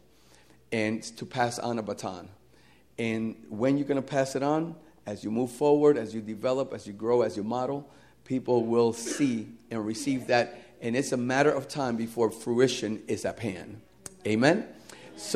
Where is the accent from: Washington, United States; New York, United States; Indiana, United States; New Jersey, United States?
New Jersey, United States; moved away as an adult; also born or lived in Puerto Rico; I was born and raised in New Jersey